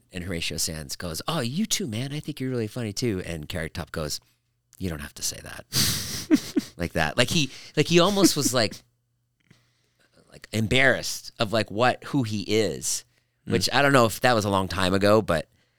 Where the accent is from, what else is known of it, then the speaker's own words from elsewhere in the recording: Boston, Massachusetts, United States; I grew up in Boston. My mom was Jewish.